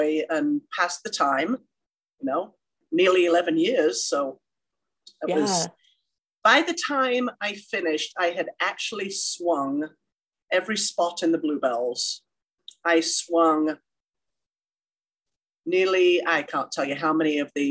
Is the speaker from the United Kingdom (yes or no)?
yes; England, United Kingdom; moved away as an adult; now in Carson City, United States; I grew up in a small town in England, went to a dance studio.